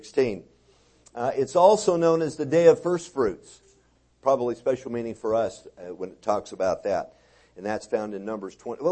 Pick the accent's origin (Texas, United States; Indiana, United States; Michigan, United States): Texas, United States; I'm from Texas